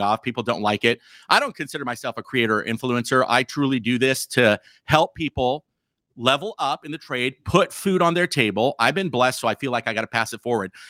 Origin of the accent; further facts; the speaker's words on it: California, United States; also born or lived in Montana; now in Missoula, Montana, United States; my body was born in, in California